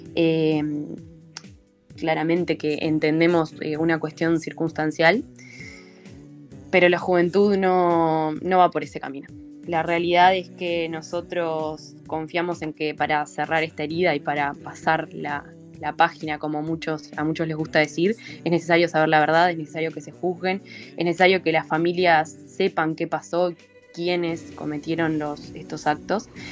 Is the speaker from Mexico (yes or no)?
no; Uruguay; como ciudadanos, como uruguayos